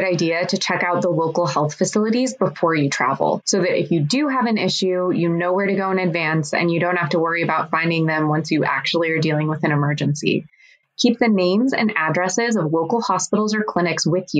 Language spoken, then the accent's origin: English; United States; as an American traveling on an American passport